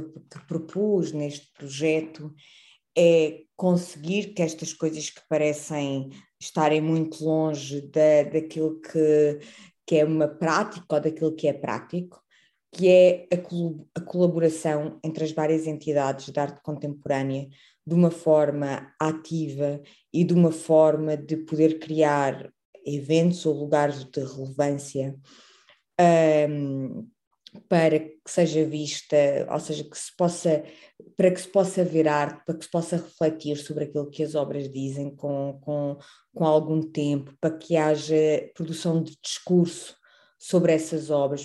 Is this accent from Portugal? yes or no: yes; Campo Maior, Alentejo, Portugal; eu cresci em Campo Maior